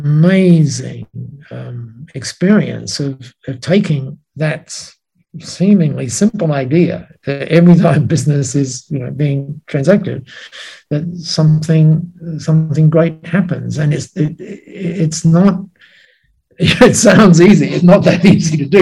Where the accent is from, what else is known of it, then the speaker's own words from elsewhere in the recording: Australia; you would have described me as an Aussie bloke